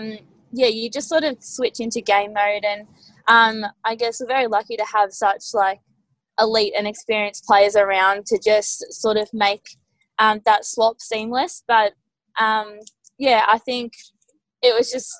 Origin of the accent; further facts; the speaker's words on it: Melbourne, Victoria, Australia; also born or lived in Seymour; I'm actually not from Seymour. I'm actually just a Melbourne girl